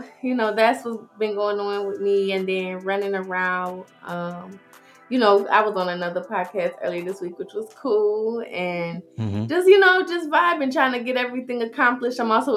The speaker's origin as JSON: {"language": "English", "town": "Detroit", "region": "Michigan", "country": "United States", "said": "But, yeah, I'm from Detroit."}